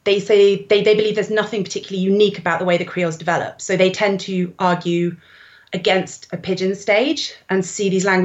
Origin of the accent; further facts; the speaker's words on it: England, United Kingdom; as an English person who studies a language that came out of the slave trade